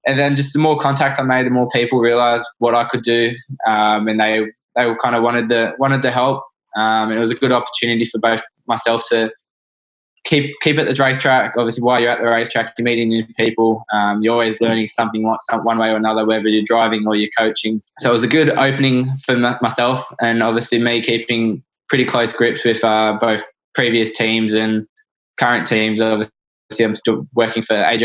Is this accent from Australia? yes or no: yes; Australia; as Australian kids